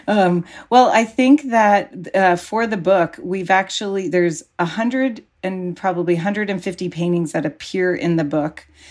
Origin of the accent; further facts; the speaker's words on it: Pacifica, California, United States; when I was growing up in Pacifica